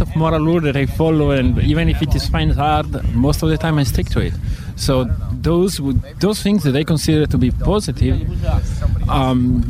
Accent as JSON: {"language": "English", "country": "Italy", "second_language": "English", "moved": "yes", "said": "I'm from Italy"}